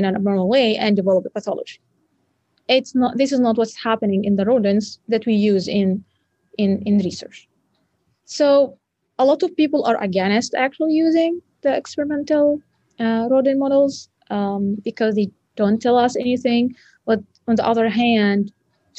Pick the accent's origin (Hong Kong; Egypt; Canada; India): Egypt; moved away as an adult; now in Grand Rapids, United States; Cairo University in Egypt, my home country.